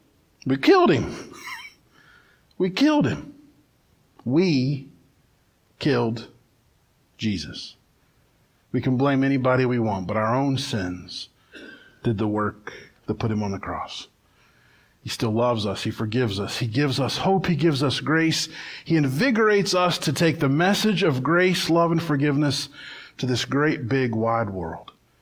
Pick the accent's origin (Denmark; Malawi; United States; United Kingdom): United States; Barboursville; my sheltered little life growing up in Barboursville